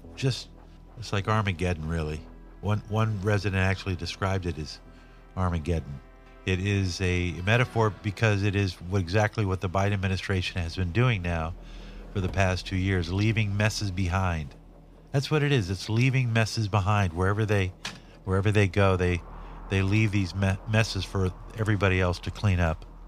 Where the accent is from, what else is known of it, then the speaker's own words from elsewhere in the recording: Los Angeles, California, United States; I grew up in Watts, Linwood, Compton, South L A, as a white kid during the sixties and seventies